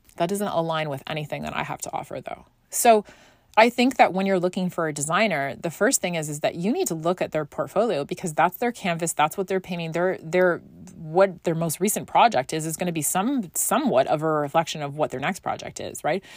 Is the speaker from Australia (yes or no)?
no; Scotland, United Kingdom; moved away; growing up in Scotland